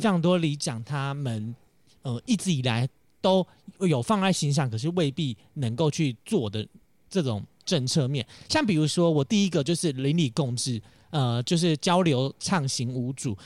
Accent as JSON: {"language": "Chinese", "region": "Taoyuan", "country": "Taiwan", "tie": "born or raised there", "also_born_or_lived": "Taipei", "said": "土生土长在桃园平镇义民里三十多年哦"}